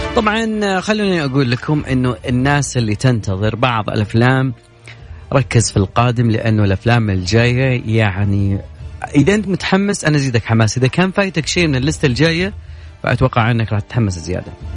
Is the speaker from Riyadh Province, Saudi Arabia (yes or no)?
yes; Riyadh, Riyadh Province, Saudi Arabia; عندنا بالرياض